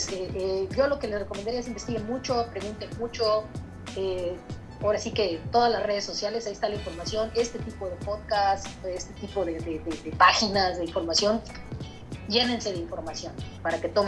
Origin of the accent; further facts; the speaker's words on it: Mexico; now in Canada; yo para, yo para poder abrir mi corporación como, como mexicana con mi permiso de trabajo, este, la, la pude abrir sola, la podía abrir sola.